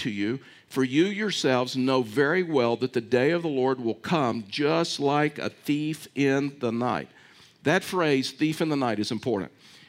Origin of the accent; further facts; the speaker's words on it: Texas, United States; I was raised in East Texas, and I mean it's deep into East Texas